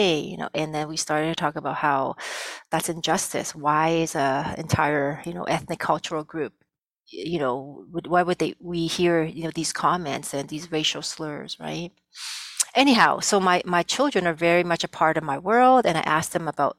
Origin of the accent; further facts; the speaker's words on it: Canada; first language Cantonese; English is a second language; also born or lived in Vietnam; my family and I came to Canada as refugees in the late 70s